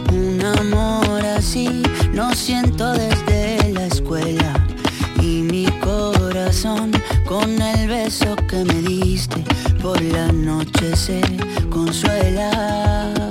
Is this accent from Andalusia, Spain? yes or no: yes; Granada, Andalusia, Spain; soy de Granada.